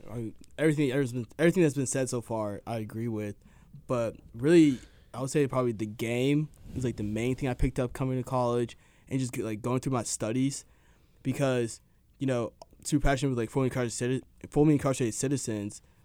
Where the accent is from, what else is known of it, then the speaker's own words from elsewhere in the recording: suburb outside of Dallas, Texas, United States; I'm from a suburb outside of Dallas. And at the first neighborhood I lived